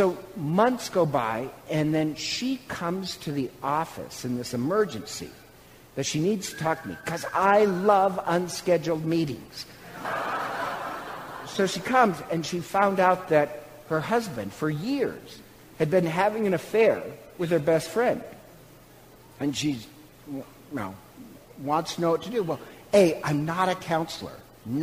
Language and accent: English; Eagle, Idaho, United States; I'm from Idaho and Eagle.